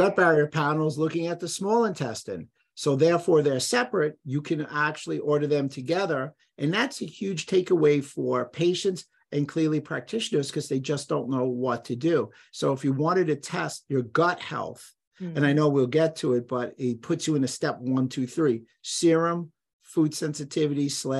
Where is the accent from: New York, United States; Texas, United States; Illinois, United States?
New York, United States; Bronx; I grew up in the Bronx, so I'll call it a neighborhood.